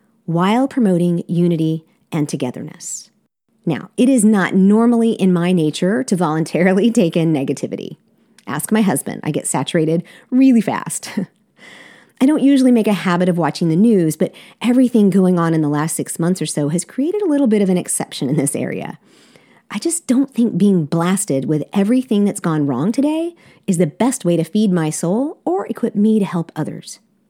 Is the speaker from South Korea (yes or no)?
yes; South Korea; I'm a missionary kid, and I grew up in South Korea.